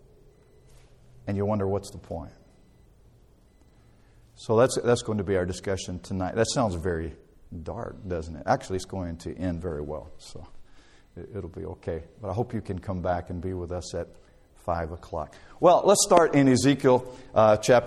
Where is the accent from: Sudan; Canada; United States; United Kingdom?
United States; Dothan, Alabama; I grew up in Dothan, Alabama, and lived there all of my life until I went away to college